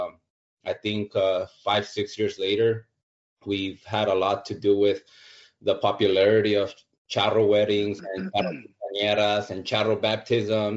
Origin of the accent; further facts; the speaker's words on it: Los Angeles, California, United States; I grew up in Southeast